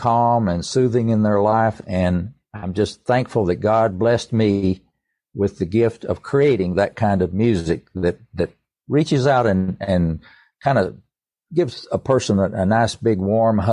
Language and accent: English; East Tennessee, United States; I grew up around music all my life. I was born in East Tennessee and into a musical family.